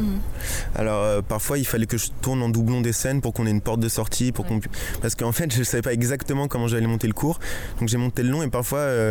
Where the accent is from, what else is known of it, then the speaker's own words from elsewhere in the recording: Chelles, Île-de-France, France; c'est donc ma ville natale